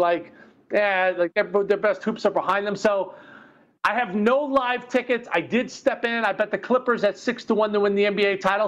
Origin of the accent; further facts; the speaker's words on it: New York, United States; moved away as an adult; now in Chicago, United States; growing up in New York